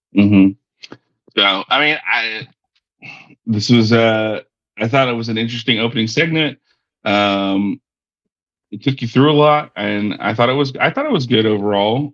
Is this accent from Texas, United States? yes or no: yes; Texas, United States; It's here in my hometown.